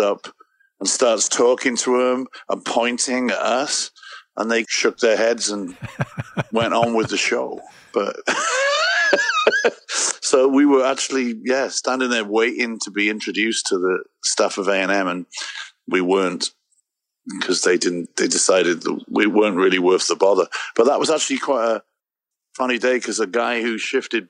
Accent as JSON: {"language": "English", "region": "Wales", "country": "United Kingdom", "also_born_or_lived": "England", "moved": "as an adult", "lives_now": "Chicago, United States", "said": "I come from Wales"}